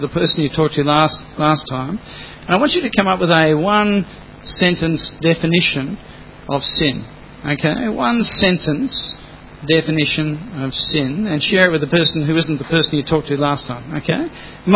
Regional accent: Australia; first language English; I'm just Australian.

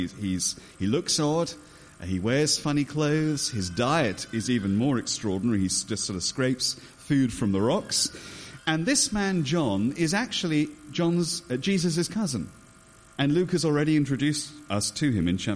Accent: England, United Kingdom; As an Englishman

